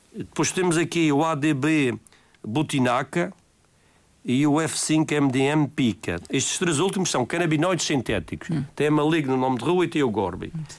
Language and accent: Portuguese; Madeira, Portugal